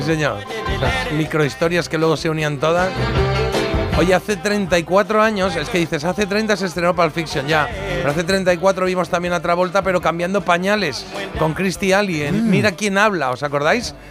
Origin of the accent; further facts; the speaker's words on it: Spain; como buen español